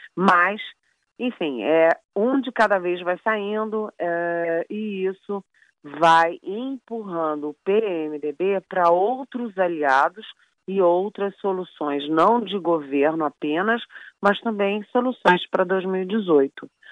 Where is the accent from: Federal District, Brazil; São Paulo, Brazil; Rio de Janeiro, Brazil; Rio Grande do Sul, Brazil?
Rio de Janeiro, Brazil; moved away; eu sou carioca